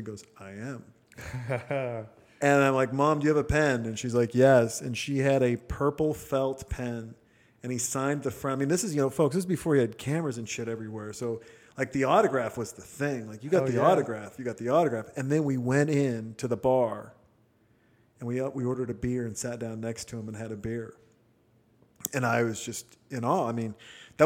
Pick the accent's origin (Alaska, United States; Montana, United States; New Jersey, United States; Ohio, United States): Montana, United States; I'm a kid from Montana